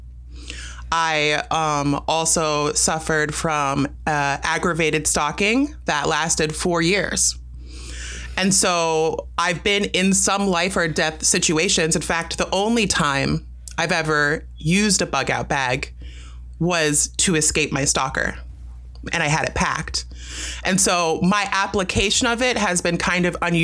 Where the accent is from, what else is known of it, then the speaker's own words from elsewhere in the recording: United States; I was born in America, but my parents were both from Jamaica and met at a party in New York